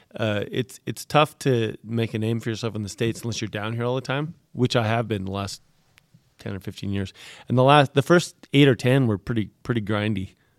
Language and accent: English; Canada